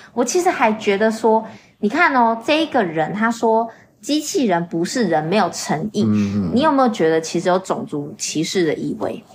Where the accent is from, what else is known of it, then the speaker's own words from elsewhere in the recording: Taiwan; 我们是台湾人的时候，我们听那个口音很快就知道说大陆人、大马人。